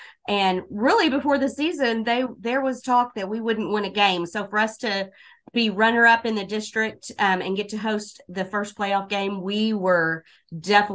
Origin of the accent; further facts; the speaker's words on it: Southwest Oklahoma, United States; also born or lived in Moore, Oklahoma / California; Southwest Oklahoma has been my home most of my life